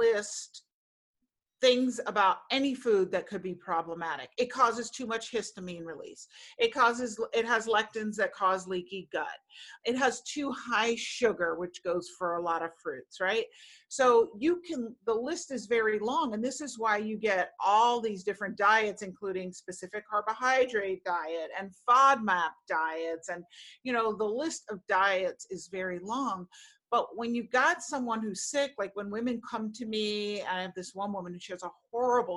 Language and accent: English; New York City, New York, United States; I grew up in Manhattan